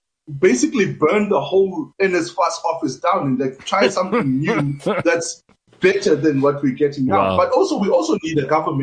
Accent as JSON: {"language": "English", "region": "Free State", "country": "South Africa", "said": "I come from the Free State"}